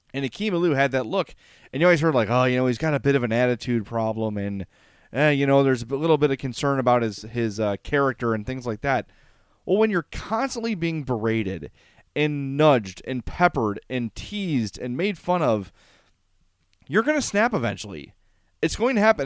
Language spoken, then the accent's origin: English; Oak Lawn, Illinois, United States; also born or lived in Homewood; I grew up in Oak Lawn. I grew up in a lily white neighborhood.